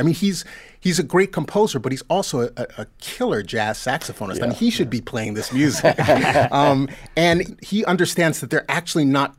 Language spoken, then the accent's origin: English; California, United States; I'm a Californian, too.